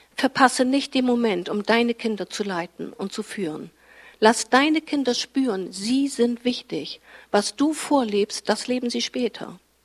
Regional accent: Fischerhude, Lower Saxony, Germany; In meinem Dorf, wo ich herkomme, Fischerhude, da gab es zu meiner Zeit eben noch keinen Kindergarten.

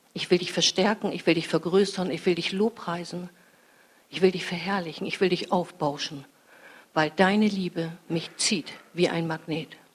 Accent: Fischerhude, Lower Saxony, Germany; ich bin als Teenie in meinem Heimatort Fischerhude spazieren gegangen

